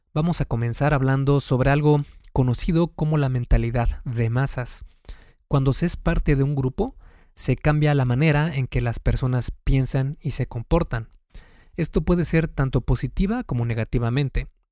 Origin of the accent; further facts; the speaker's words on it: Mexico; aquí en mi país, que es México